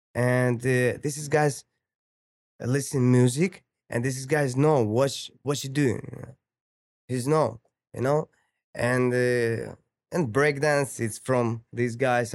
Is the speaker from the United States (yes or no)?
no; Ukraine; English is a second language; moved away as an adult; now in Toronto, Canada; I'm from Ukraine